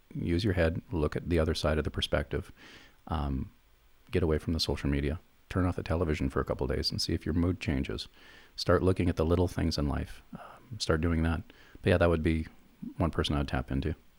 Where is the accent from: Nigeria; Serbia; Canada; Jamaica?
Canada; as Canadians